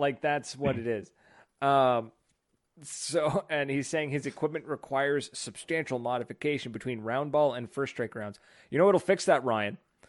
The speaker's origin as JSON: {"language": "English", "region": "the Maritimes", "country": "Canada", "tie": "born or raised there"}